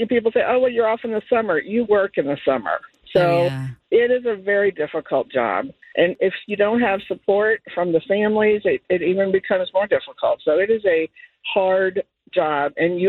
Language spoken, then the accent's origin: English; Hamilton, Ohio, United States; now in Ross, United States; I'm from Hamilton, and then I moved to Ross